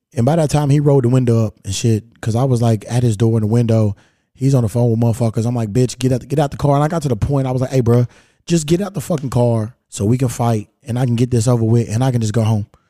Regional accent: Kentucky, United States; now in Los Angeles, United States; I'm from Kentucky

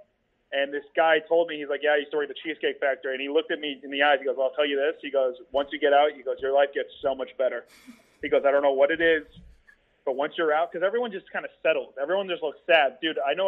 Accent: South Florida, United States; I grew up in South Florida

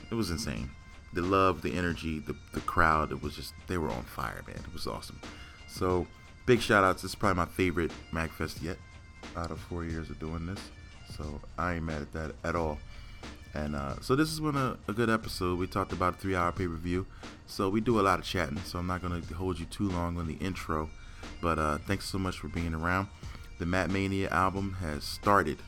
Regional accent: Philadelphia, Pennsylvania, United States; now in Phoenix, United States; I'm born and raised in Philadelphia

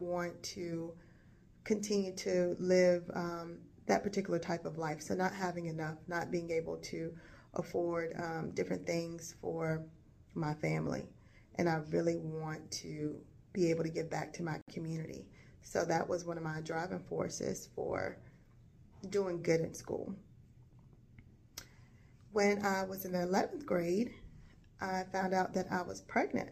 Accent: Gatesville, North Carolina, United States; I was born and raised in Gatesville, North Carolina, which is a small rural town in northeast North Carolina

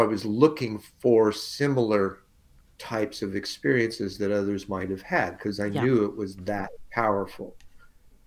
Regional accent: Alexandria, Indiana, United States; moved away as an adult; now in Arizona, United States; Adopted by a couple from Alexandria

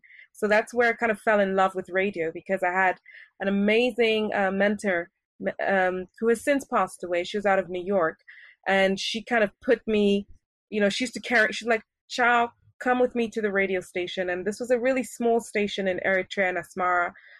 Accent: Paris, Île-de-France, France; also born or lived in Switzerland / Japan / Kenya; Growing up, I grew up in Europe, in Paris, to be exact, and I attended international schools. I went to school in Switzerland, I went to school in Japan, and I went to school in Kenya.

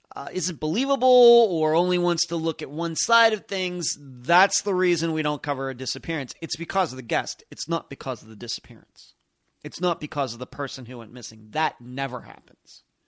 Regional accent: United States; here in the United States, we Americans

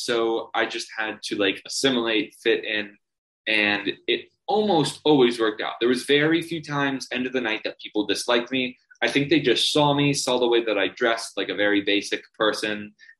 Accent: Toronto, Ontario, Canada; if they asked, I said, I'm from Toronto. I realized that I said Toronto originally. If you're from Toronto, you never pronounce the second T.

